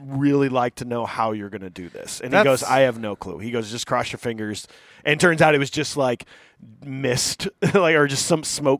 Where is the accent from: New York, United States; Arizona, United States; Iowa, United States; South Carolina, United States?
Iowa, United States; Cedar Rapids; Cedar Rapids being my hometown